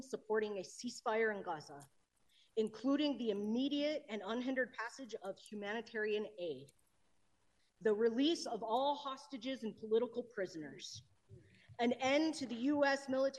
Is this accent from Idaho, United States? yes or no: no; Colorado, United States; I live in the 6th District in Denver. I'm an Indigenous person born and raised in Colorado.